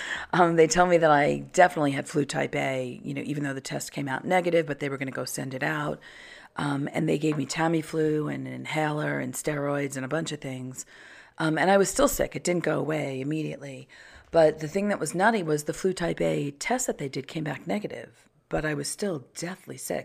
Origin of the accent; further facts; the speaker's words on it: Long Island, New York, United States; I grew up on Long Island